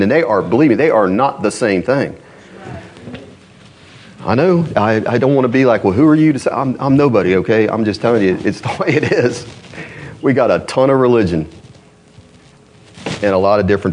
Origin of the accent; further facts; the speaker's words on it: Columbus, Ohio, United States; now in Louisville, United States; I'm from Columbus, Ohio